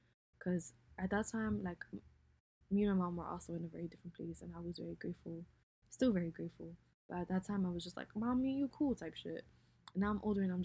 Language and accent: English; United States; growing up in America is different